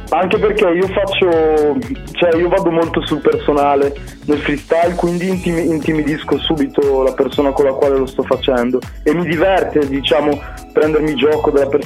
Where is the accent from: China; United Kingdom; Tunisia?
Tunisia; now in Cremona, Italy; io sono tunisino, sono nato lì e sono in Italia dal 2001.